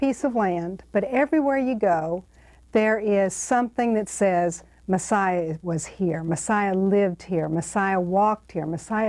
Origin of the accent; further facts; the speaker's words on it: Texas, United States; I'm from Texas.